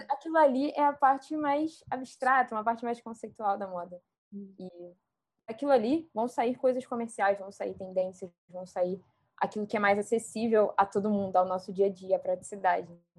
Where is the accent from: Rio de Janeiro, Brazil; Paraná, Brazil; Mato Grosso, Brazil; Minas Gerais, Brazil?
Rio de Janeiro, Brazil; accent: chiando; eu sou carioca.